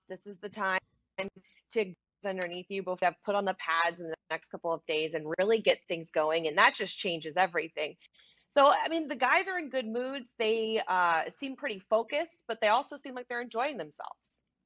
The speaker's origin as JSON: {"language": "English", "town": "New Orleans", "region": "Louisiana", "country": "United States", "said": "I'm from New Orleans, Louisiana"}